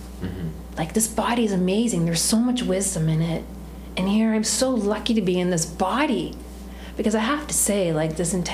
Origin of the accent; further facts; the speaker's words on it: United States; also born or lived in New York City / Washington DC; I'm not Indian. I was born in America. I'm a Western woman